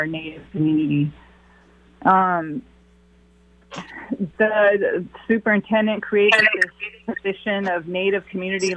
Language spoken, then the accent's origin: English; Seattle, Washington, United States; I was born and raised right here in Seattle